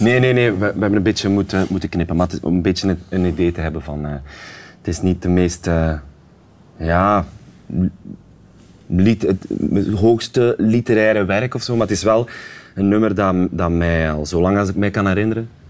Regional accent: Sint-Niklaas, Flanders, Belgium; in de Stadsschouwburg in Sint Niklaas, waar ik vandaan kom

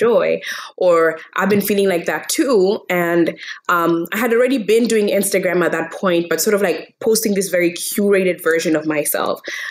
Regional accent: Kenya; I was born and raised in Kenya

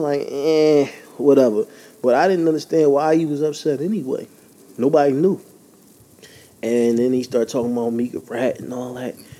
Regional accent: Philadelphia, Pennsylvania, United States; I'm from Philly

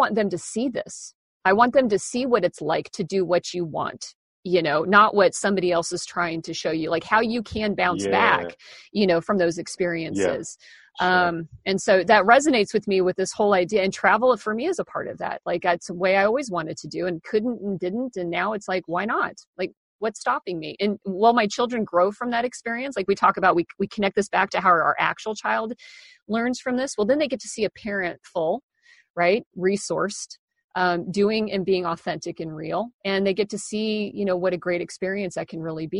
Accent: Kansas, United States; moved away as an adult; also born or lived in Seattle; when I turned 18, I moved from Kansas

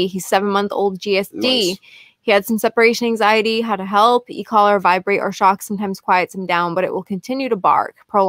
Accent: Scotland, United Kingdom; Pauline, we're from Scotland.

